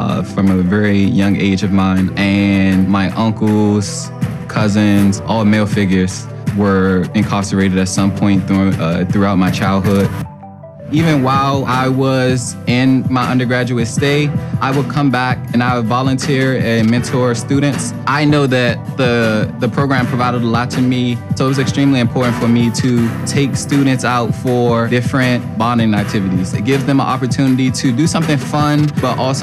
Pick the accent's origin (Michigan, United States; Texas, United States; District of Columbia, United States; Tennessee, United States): District of Columbia, United States; Washington; I was born and raised in Southeast Washington, D.C.